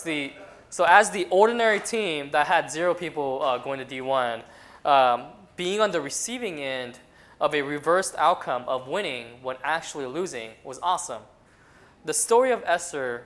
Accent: Colorado Springs, Colorado, United States; moved away as an adult; I grew up in Colorado Springs, Colorado. So Colorado Springs is where I did all my schooling from elementary school all the way up to college

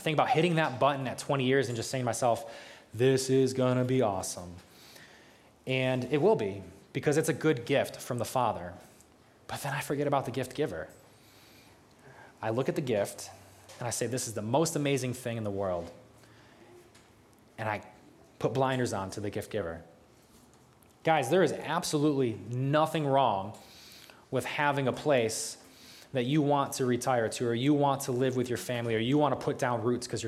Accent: United States; I'm from New York

